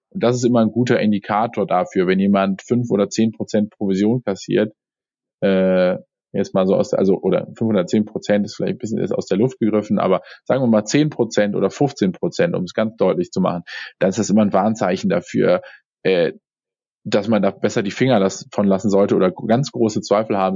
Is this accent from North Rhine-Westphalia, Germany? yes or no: yes; Cologne, North Rhine-Westphalia, Germany; aber äh, ich komme aus dem Rheinland. Rheinland. Ja, genau, dann Fort ja. in Köln.